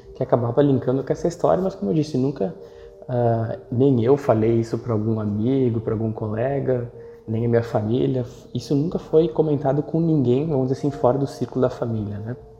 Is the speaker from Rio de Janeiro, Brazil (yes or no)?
no; São Marcos, Rio Grande do Sul, Brazil; Sou natural de São Marcos, uma cidade do interior do Rio Grande do Sul